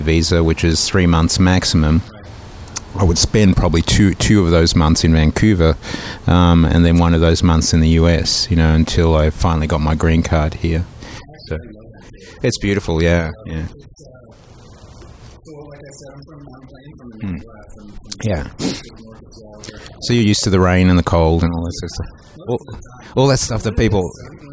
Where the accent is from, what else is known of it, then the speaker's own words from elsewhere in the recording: Melbourne, Victoria, Australia; moved away; the Croatians, a massive presence in my hometown there